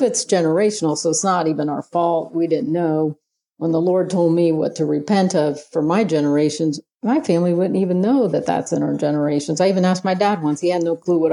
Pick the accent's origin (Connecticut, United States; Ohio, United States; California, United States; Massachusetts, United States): Ohio, United States; I'm from Ohio